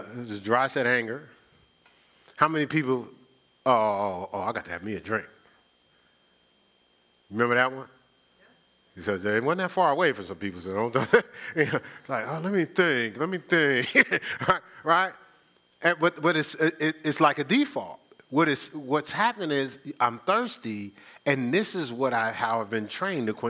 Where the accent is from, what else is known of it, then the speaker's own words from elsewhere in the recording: Newark, New Jersey, United States; when I was growing up in Newark